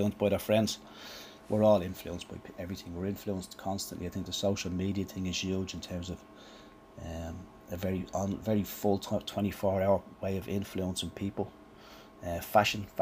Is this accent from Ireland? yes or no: yes; Ireland; we're Irish